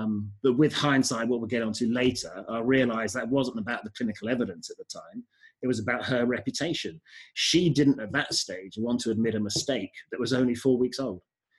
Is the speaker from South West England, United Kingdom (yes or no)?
yes; Bath, South West England, United Kingdom; also born or lived in Birmingham, United Kingdom / United States / London, United Kingdom; Came back and lived in London for a year from the ages of 10 to 11. And then from London, moved to Bath for secondary school and stayed in Bath till I was about 19.